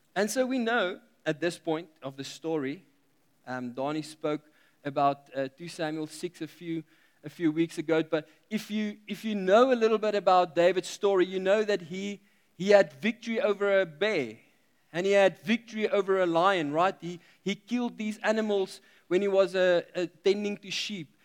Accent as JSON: {"language": "English", "country": "South Africa", "said": "we are South African"}